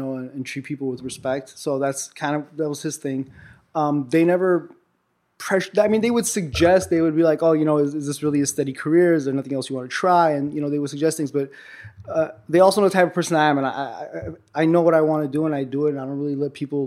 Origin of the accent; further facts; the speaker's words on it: Los Angeles, California, United States; also born or lived in Armenia; I was born in Armenia, and I moved out here with my family when I was like 2 years old, or about 2.5 years old. Moved to Hollywood, pretty much grew up in Hollywood the whole time